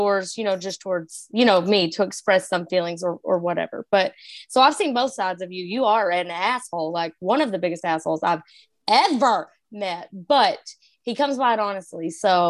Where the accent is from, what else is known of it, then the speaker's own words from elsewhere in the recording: Texas, United States; because I'm a redhead from Texas.